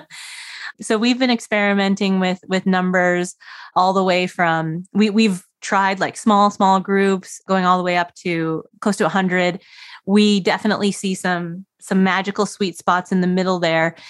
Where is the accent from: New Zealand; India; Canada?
Canada; So I grew up in Canada, very cold, very snowy